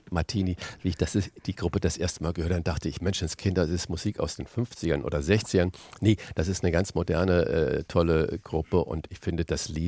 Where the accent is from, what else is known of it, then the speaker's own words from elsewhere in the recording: Saarland, Germany; born there; ich den kleinen Sprachfehler mit dem SCH und dem CH habe, weil ich gebürtiger Saarländer bin.